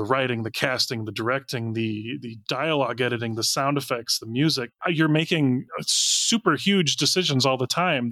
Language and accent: English; United States; I'm an American